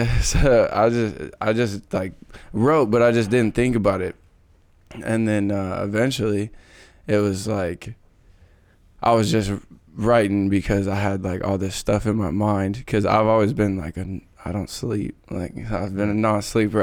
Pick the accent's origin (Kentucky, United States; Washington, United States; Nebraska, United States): Washington, United States; Kelso; I grew up in Kelso. Came from Kelso High School